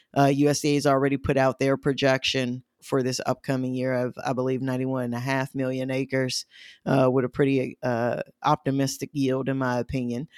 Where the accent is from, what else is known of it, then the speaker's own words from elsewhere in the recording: Midwest, United States; accent: Midwestern; my Midwestern accent